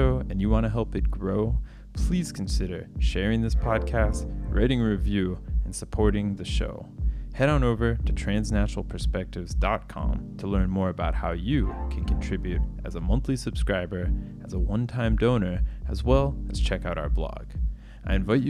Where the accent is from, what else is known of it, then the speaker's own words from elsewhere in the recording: Florida, United States; my home state, actually, of Florida in the United States